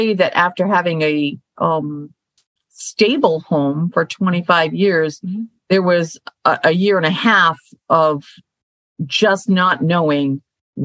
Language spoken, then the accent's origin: English; Maine, United States; moved away; I'm from Maine, so I am a country girl at heart, even though I live in the urban area right now and have for the last 15 years